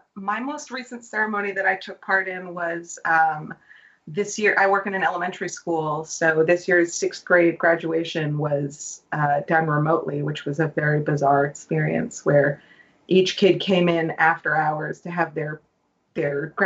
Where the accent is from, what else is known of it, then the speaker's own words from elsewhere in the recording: Massachusetts, United States; As a Massachusetts, I don't know what we're called